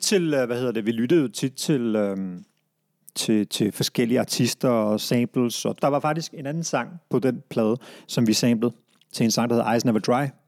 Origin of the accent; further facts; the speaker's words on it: Brøndby, Capital Region of Denmark, Denmark; vi flyttede til Brøndby Strand, før det, anede jeg ikke, at jeg var pakistansk oprindelse